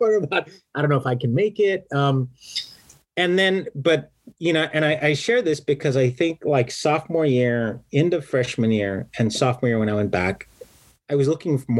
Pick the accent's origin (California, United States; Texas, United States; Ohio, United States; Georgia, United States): Texas, United States; South; moved away as an adult; I'm coming from South Texas.